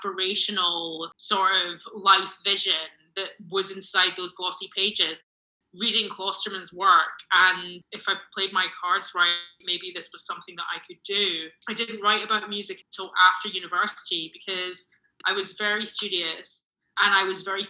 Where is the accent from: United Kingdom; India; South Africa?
United Kingdom; Glasgow, Scotland; moved away as an adult; also born or lived in London; now in Los Angeles, United States; I grew up in Glasgow